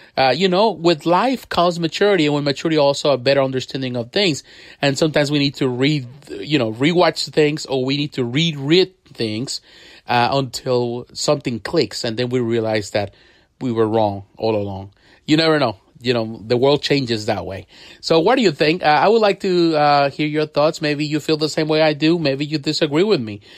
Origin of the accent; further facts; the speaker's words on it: Mexico; I grew up in Mexico, so I have the opportunity to read comics in Spanish and comics in English